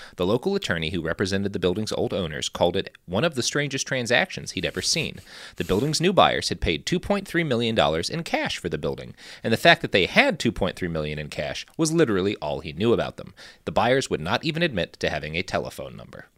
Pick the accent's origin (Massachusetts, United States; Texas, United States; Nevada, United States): Texas, United States; I say this as a Texan